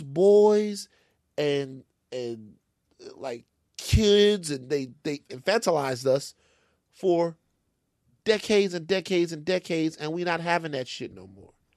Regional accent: Louisiana, United States; I'm from Louisiana

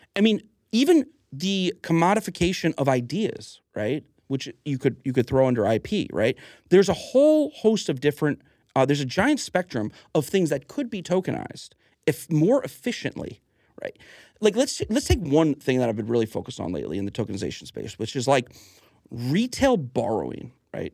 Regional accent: Huntington, New York, United States; also born or lived in North Carolina; I was born in Huntington Hospital on, on Long Island

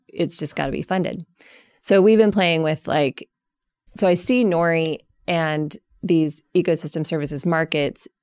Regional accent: Colorado, United States; I grew up in Colorado

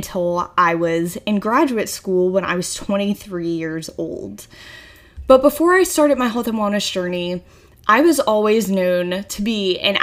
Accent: Virginia, United States; moved away as an adult; now in Charleston, United States; I'm originally from Virginia

